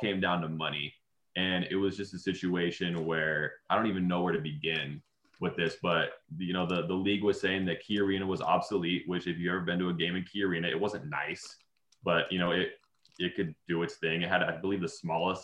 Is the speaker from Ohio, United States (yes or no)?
no; Seattle, Washington, United States; I grew up in the Seattle area